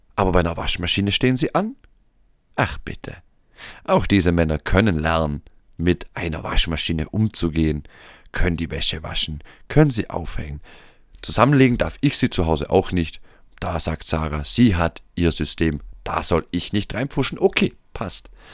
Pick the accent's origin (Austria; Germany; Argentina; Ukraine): Austria; hier bei uns in Österreich